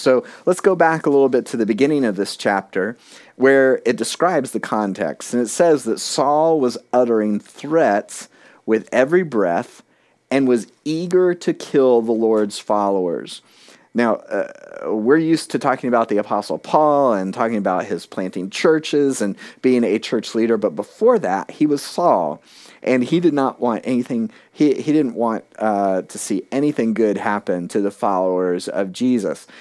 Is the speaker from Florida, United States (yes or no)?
yes; South Florida, United States; moved away as an adult; now in New Hampshire, United States; I'd been born and raised in South Florida